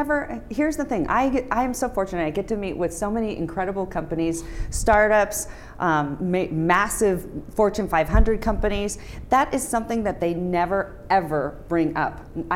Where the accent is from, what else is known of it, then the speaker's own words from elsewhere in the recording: Reno, Nevada, United States; when I say, I'm from Reno, and they say, how cool, you get to go to Vegas every weekend.